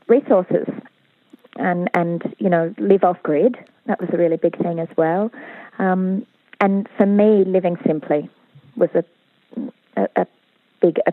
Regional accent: Sydney, New South Wales, Australia; moved away as an adult; I grew up in Sydney

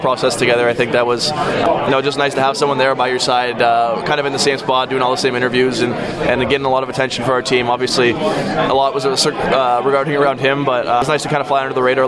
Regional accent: Toronto, Ontario, Canada; playing on the Marlies growing up in Toronto

